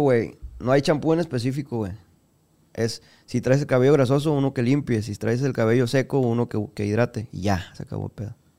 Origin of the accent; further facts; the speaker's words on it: Culiacán, Sinaloa, Mexico; Yo soy de aquí de Culiacán